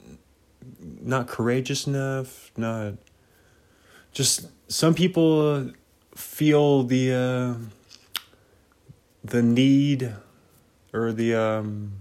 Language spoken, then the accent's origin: English; United States; being an American